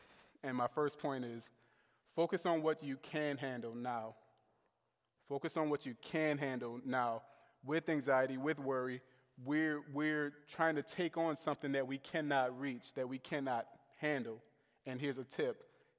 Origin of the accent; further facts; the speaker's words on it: the South, United States; And I was raised in the South